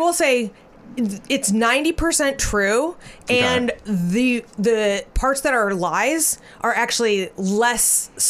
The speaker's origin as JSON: {"language": "English", "region": "Arizona", "country": "United States", "said": "we're from Arizona"}